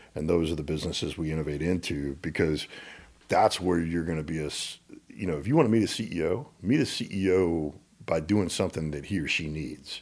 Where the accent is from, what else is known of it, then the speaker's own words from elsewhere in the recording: Little Rock, Arkansas, United States; when I grew up in Little Rock, Arkansas